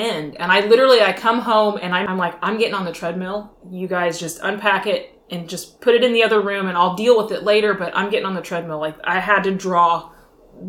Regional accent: Tulsa, Oklahoma, United States; also born or lived in Virginia; now in Virginia Beach, United States; I grew up in Tulsa, Oklahoma

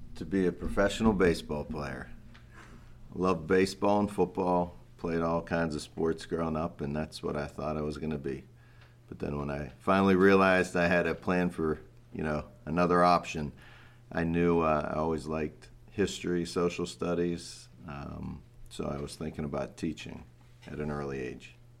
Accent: Pittsburgh, Pennsylvania, United States; moved away as an adult; also born or lived in Cleveland; I grew up in Pittsburgh, P A.

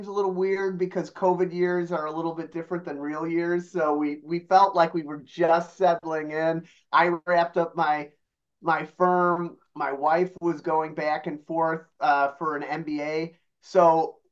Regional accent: Chicago, Illinois, United States; moved away as an adult; also born or lived in Bulgaria; now in Austin, United States; I currently live in Austin, Texas, but I am a, as you can tell from my accent, a born and raised Chicagoan

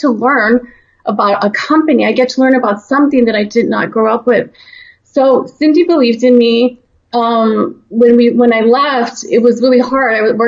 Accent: El Paso, Texas, United States; so I grew up in Texas, and, you know, El Paso is actually dominantly Hispanic. So being, you know, of the population and being a Latina myself

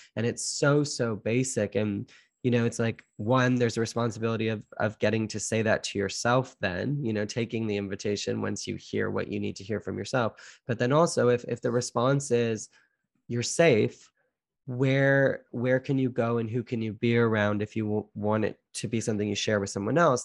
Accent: Canada; I'm Canadian born

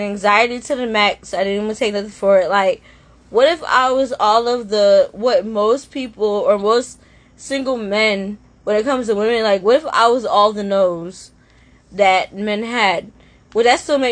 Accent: New Jersey, United States; moved away as an adult; now in Maryland, United States; I'm from Jersey, and I just moved to Maryland like a year ago

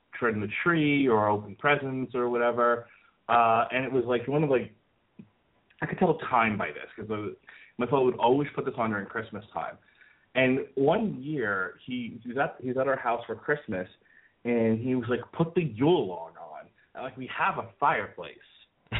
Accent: New York, United States; moved away; also born or lived in Florida; And I grew up in New York, and none of the homes that I lived in New York, and there were two of them, had fireplaces

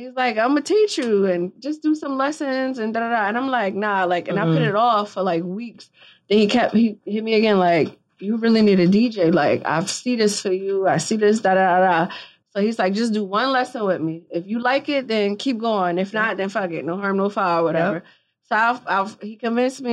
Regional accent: Philadelphia, Pennsylvania, United States; if I wasn't from Philly

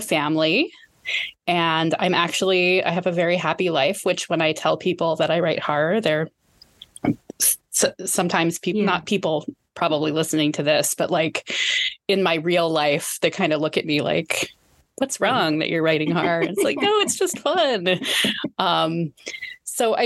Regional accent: United States; I am obviously American

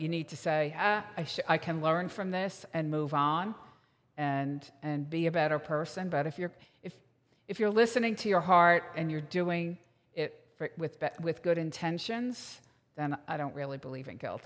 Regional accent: Manasquan, New Jersey, United States; I'm from Manasquan, New Jersey

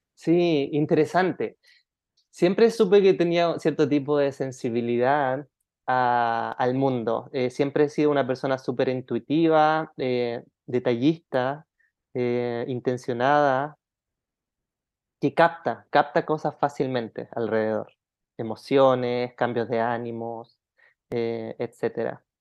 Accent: Chile; now in Thailand; Sí, nací en Chile chilenito

